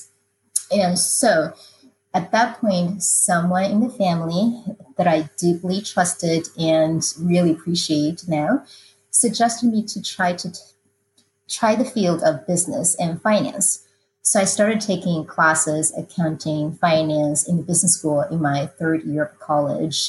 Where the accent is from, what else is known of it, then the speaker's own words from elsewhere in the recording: Taiwan; moved away as an adult; now in United States; I grew up in Taiwan, and I came to the United States after undergraduate degree was accomplished